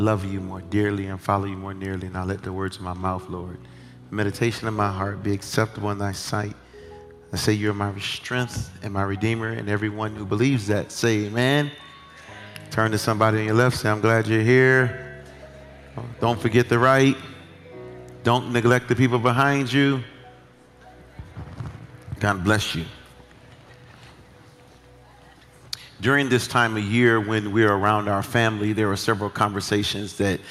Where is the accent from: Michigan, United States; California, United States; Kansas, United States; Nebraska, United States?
Michigan, United States; Detroit; I'm from Detroit.